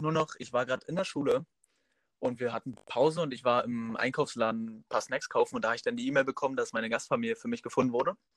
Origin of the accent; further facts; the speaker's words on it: Groß Lindow, Brandenburg, Germany; Ich komme aus Großlindow. Das ist ein kleines Örtchen an der Grenze zu Polen in Brandenburg